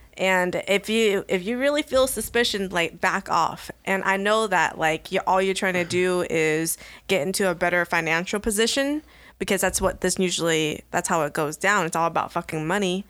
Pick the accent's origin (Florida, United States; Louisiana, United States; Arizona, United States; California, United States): California, United States; Sacramento; also born or lived in Elk Grove, California / Chico, California; now in Sacramento, United States; I moved from Meadowview to Elk Grove